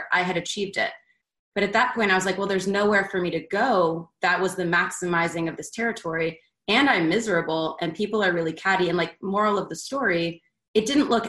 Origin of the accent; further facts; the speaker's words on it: Baltimore, Maryland, United States; also born or lived in Philadelphia, Pennsylvania; now in Atlanta, United States; I grew up originally in Philadelphia and then moved to Baltimore in fifth grade